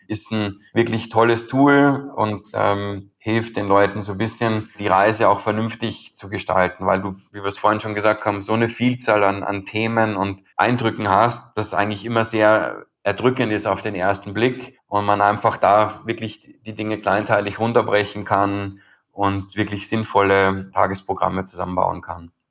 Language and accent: German; Austria; bei uns in Österreich